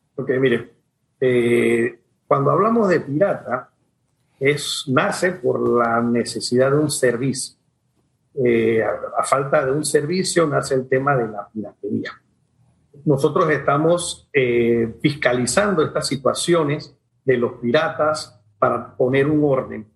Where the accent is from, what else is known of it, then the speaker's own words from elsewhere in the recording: Panama; como panameños